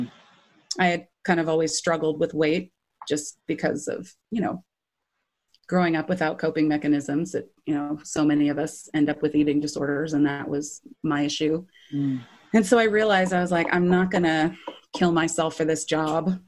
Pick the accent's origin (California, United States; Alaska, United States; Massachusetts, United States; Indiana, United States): California, United States; Irvine; also born or lived in Hinesville, Georgia / Ramona, San Diego County; I grew up in uh, Orange County, um, in Irvine